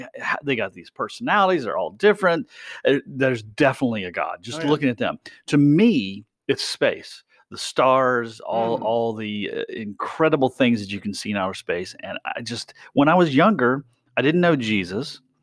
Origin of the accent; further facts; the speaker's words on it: West Virginia, United States; I grew up in West Virginia